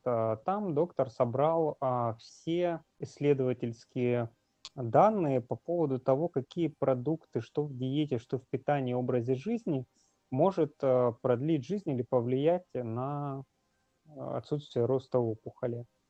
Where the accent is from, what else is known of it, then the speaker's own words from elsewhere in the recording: Magadan, Magadan Oblast, Russia; moved away as an adult; now in Saint Petersburg, Russia; я сам из Магадана